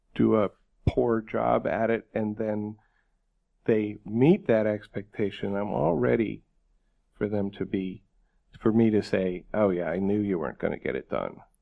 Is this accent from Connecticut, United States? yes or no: no; New York, United States; I grew up in New York State